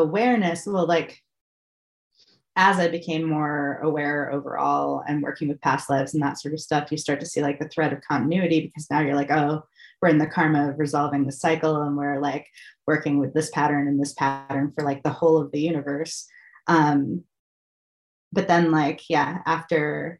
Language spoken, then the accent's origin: English; Massachusetts, United States; moved away; I'm originally from Massachusetts